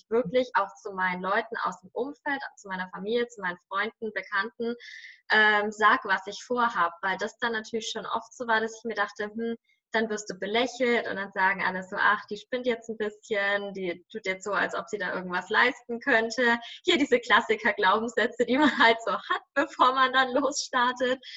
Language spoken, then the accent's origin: German; Nuremberg, Bavaria, Germany; viel, viel höher, als wenn ich jetzt irgendwo in meiner Heimatstadt in Nürnberg wäre oder irgendwo auf dem Land oder weiß ich nicht.